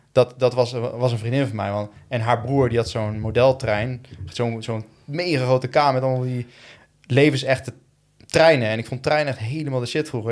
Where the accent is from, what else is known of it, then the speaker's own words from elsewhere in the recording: Tiel, Gelderland, Netherlands; also born or lived in Eindhoven / Woerden; ik ben opgegroeid in, in, eh, in Tiel